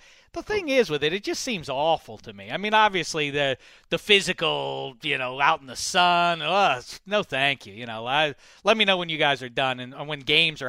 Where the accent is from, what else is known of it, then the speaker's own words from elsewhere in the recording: Pittsburgh, Pennsylvania, United States; I grew up in Pittsburgh. I'm a Pitt fan.